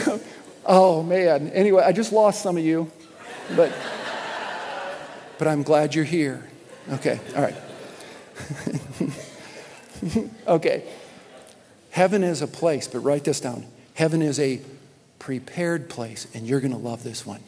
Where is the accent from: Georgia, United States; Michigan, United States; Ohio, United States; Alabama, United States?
Michigan, United States; I was born in Michigan